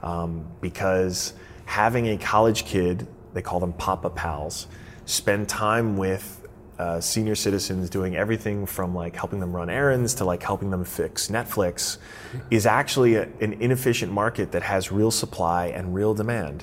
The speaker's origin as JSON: {"language": "English", "region": "Florida", "country": "United States", "tie": "born or raised there", "said": "my home state of Florida"}